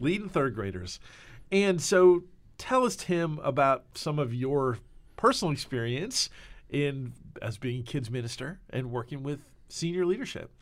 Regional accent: New Jersey, United States; now in Nashville, United States; we are from Jersey

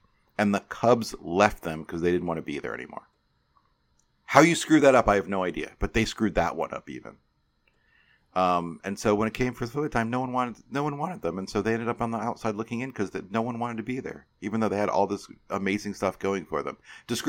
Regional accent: St. Charles, Illinois, United States; I grew up in St. Charles, Illinois, which is very close to where Kane County plays.

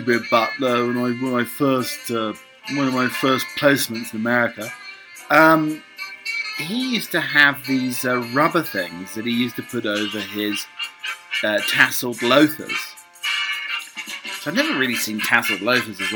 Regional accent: United Kingdom; I'm a British butler.

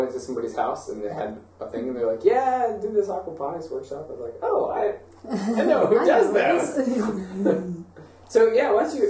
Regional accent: St. Petersburg, Florida, United States; I grew up in St. Pete, Florida

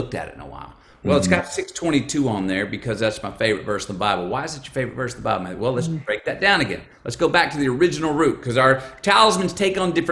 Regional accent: United States; I am an American.

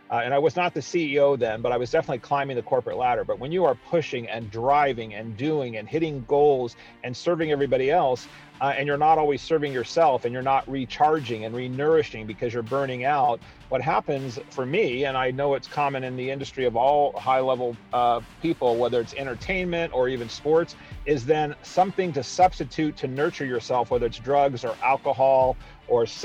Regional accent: East Coast, United States; I grew up across the United States, mostly on the East Coast of the United States, because my dad was a Navy man

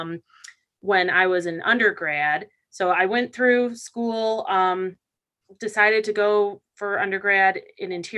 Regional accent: Detroit, Michigan, United States; now in Waynesboro, United States; I'm from the Midwest, originally from the Metro Detroit area. And where I grew up, just outside of Detroit

